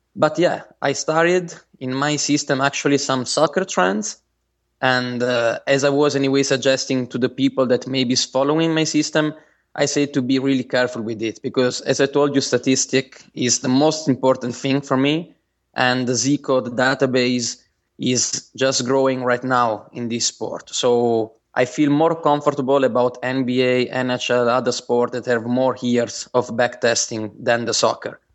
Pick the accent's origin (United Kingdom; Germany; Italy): Italy; Bari, Apulia; I'm from Italy. And, uh, in particular, I came from, I come from Bari. It's a Uh, it's a city in the south of Italy